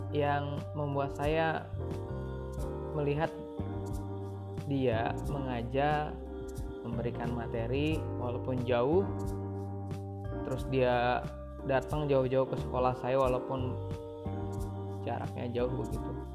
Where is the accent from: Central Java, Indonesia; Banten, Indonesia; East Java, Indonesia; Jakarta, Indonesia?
Banten, Indonesia; Pandeglang; saya lahir di Pandeglang, lima Juni sembilan dua.